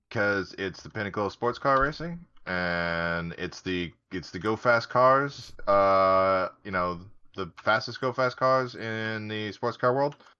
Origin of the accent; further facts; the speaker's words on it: United States; being American